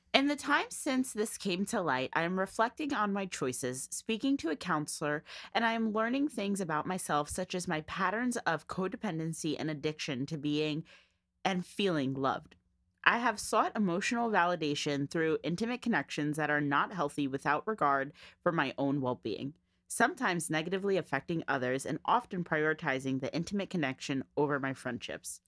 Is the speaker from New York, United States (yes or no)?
no; New Jersey, United States; we're from Jersey